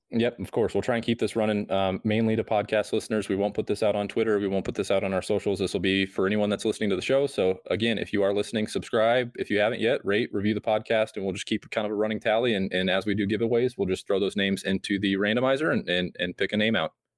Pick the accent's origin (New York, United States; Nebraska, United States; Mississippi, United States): Nebraska, United States; I'm from Nebraska